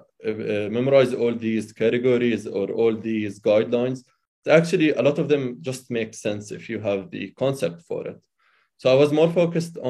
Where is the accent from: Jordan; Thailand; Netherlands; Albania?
Jordan; Amman, Amman Governorate; moved away as an adult; now in United States; I was born and raised in Amman, Jordan